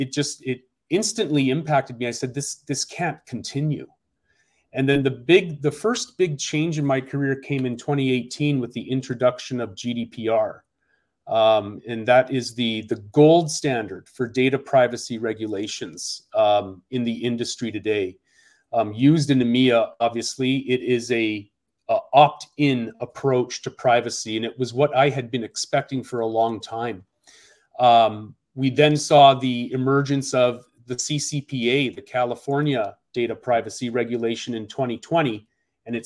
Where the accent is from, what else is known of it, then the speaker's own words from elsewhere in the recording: Canada; moved away as an adult; now in Seattle, United States; I came to the United States a couple of decades ago, and I'm originally from Canada, a graduate of UBC, University of British Columbia.